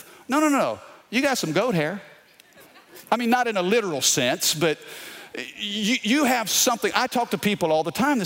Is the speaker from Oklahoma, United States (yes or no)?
no; Baton Rouge, Louisiana, United States; we're from Baton Rouge.